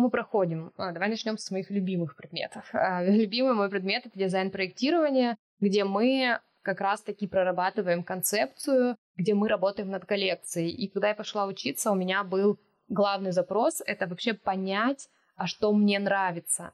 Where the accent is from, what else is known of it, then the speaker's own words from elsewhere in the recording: Siberia, Russia; moved away; я с Байкала, Сибири, и это то, что меня окружало